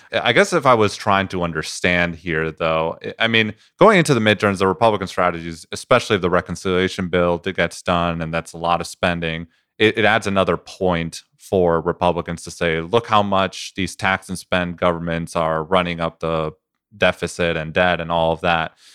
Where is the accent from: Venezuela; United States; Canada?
Venezuela; moved away; I come from Venezuela